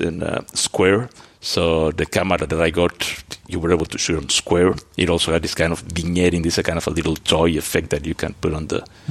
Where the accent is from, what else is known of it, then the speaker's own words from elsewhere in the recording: Mexico; moved away; also born or lived in Antwerp, Belgium; I grew up in Mexico.